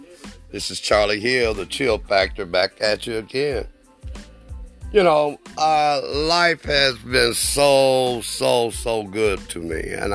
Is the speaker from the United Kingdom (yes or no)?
no; Germany; As a child, I grew up in West Germany during the 60s, the latter part of the 60s.